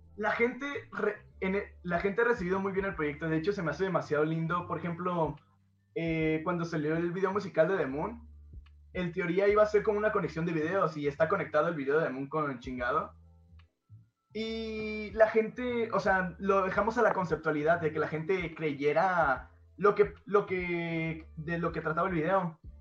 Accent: Guadalajara, Jalisco, Mexico; vengo de Guadalajara

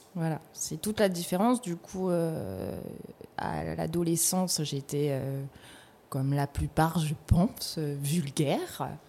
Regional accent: Nouméa, South Province, New Caledonia; also born or lived in Ponérihouen / Houaïlou; j'ai grandi à Nouméa

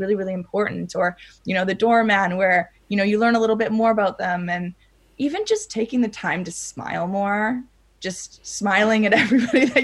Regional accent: Mexico; moved away; also born or lived in Canada; I grew up in Mexico.

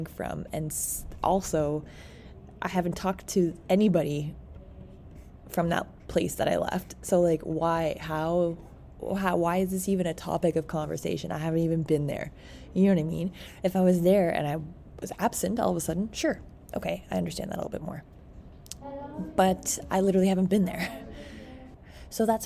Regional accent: Petawawa, Ontario, Canada; I grew up in a small town too, called Petawawa.

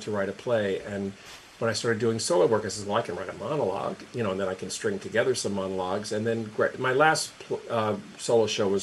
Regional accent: Carteret, New Jersey, United States; moved away; also born or lived in Elizabeth, New Jersey; Carteret, New Jersey. I'm from Elizabeth originally, lived there for a few years, and then, you know, from like second grade till I left, I was in Carteret

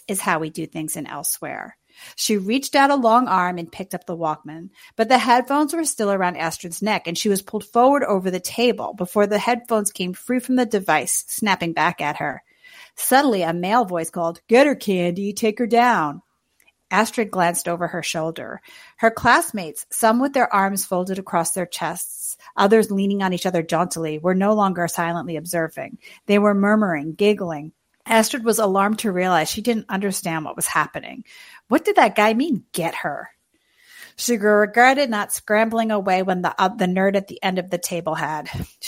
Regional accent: New York City, New York, United States; my hometown, Queens.

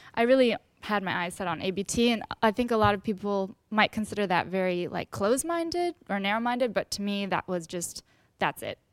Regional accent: Westchester, New York, United States; I'm from Westchester, New York

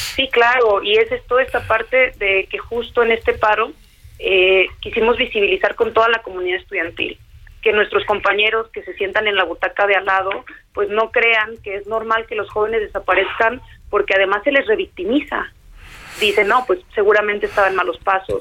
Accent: Tala, Jalisco, Mexico; yo soy de un municipio al interior del estado, no soy de la capital, eh, soy de Tala, Jalisco

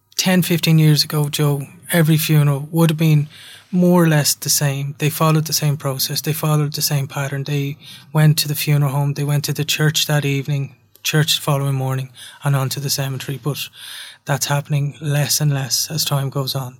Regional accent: Ireland; as an Irish culture, we're quite proud people.

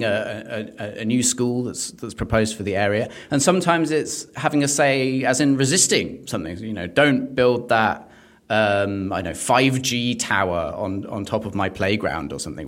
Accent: London, United Kingdom; I'm a Londoner

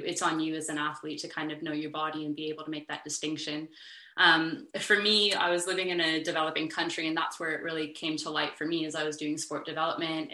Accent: United States; moved away as an adult; also born or lived in Canada; now in Australia; I'm American, my designation is an athletic trainer from the States.

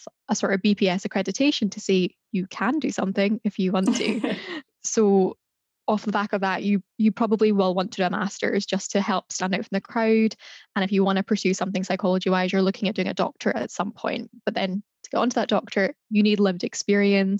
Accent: Glasgow, Scotland, United Kingdom; moved away as an adult; now in Edinburgh, United Kingdom; I'm from Glasgow, currently living in Edinburgh

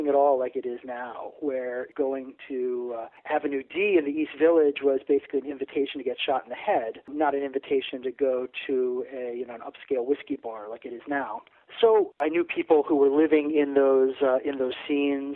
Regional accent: Aruba; moved away; also born or lived in New Jersey, United States; I grew up in Aruba, actually, which is off the island off the coast of Venezuela

